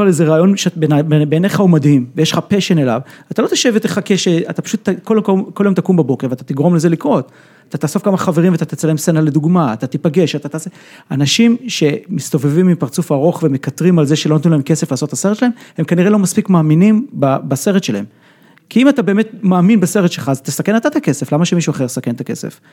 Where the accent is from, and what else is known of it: Israel